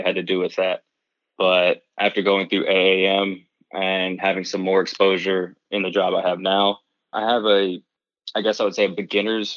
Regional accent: Mississippi, United States; moved away as an adult; also born or lived in Ontario; now in Milwaukee, United States; growing up in Mississippi, you kind of have to work on your own vehicles a lot

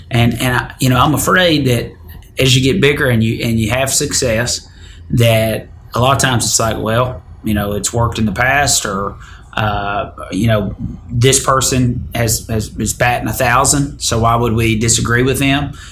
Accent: Detroit, Michigan, United States; I went to my hometown this week. Detroit. Detroit

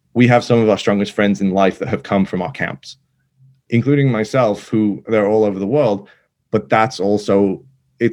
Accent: England, United Kingdom; moved away as an adult; also born or lived in Manchester; now in United States; I grew up in England, went to college in Manchester

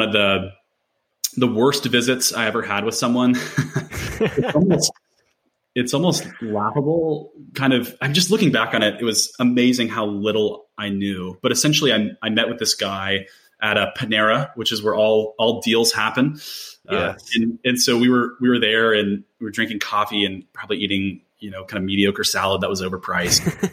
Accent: Nashville, Tennessee, United States; I'm from the Nashville area, Nashville native, born and raised

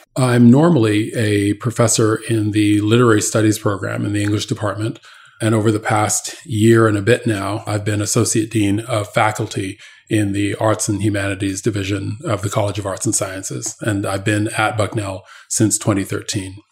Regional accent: Canada; now in United States; I grew up in Canada

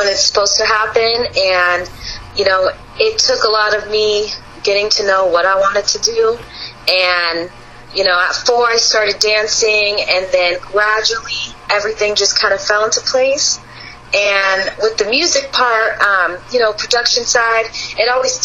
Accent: Los Angeles, California, United States; I am not specifically from Beverly Hills, but Los Angeles

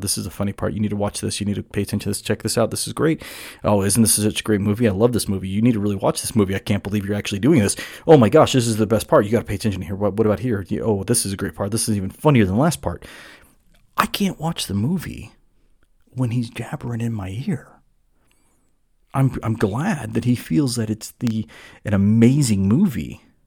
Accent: Southern California, United States; I grew up in Southern California.

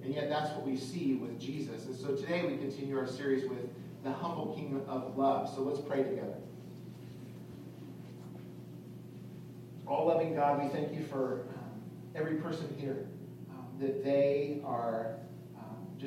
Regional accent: California, United States; I'm from California, and so, you know, in California, I grew up surfing

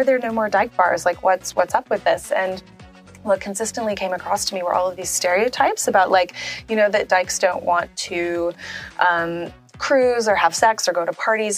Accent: New Orleans, Louisiana, United States; I'm from New Orleans in the United States

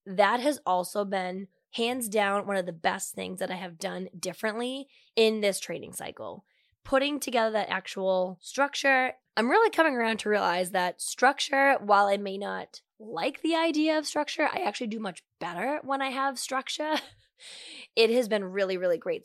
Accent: Medford, Massachusetts, United States; born or raised there

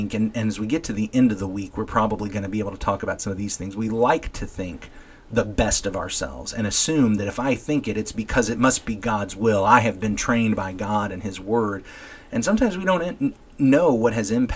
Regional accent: United States

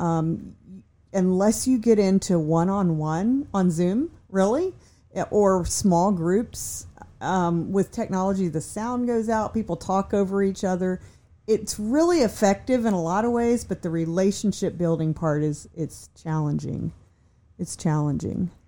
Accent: Virginia, United States; I'm from Virginia

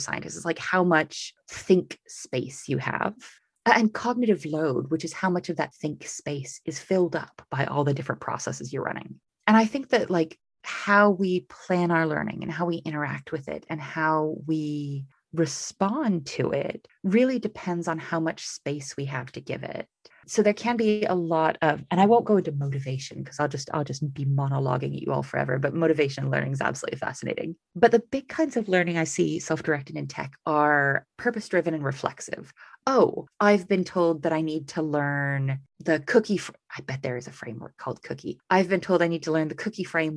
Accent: United States; moved away as an adult; now in United Kingdom; I'm American, but live in the UK

